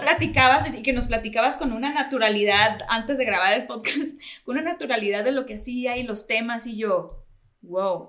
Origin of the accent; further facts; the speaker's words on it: Mexico; siendo como buenos latinoamericanos y mexicanos, somos muy religiosos